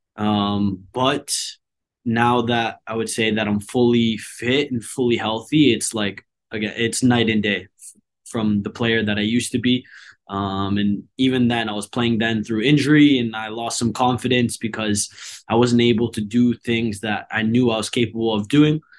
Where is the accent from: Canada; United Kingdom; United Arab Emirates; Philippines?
Canada; Hamilton, Ontario; moved away as an adult; now in Vancouver, Canada; When I went home, it felt more like home, back to Hamilton